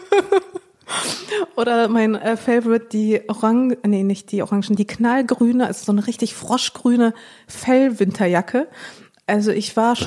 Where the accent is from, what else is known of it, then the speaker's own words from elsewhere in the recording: Dortmund, North Rhine-Westphalia, Germany; also born or lived in Chișinău, Moldova; wir sind nach Dortmund gezogen.